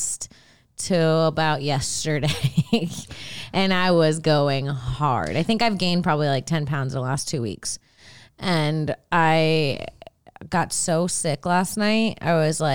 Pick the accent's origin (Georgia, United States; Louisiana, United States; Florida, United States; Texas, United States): Florida, United States; now in Los Angeles, United States; Growing up in Florida